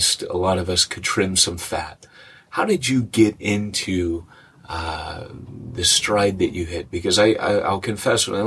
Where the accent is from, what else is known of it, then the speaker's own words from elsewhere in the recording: California, United States; moved away as an adult; a Californian preacher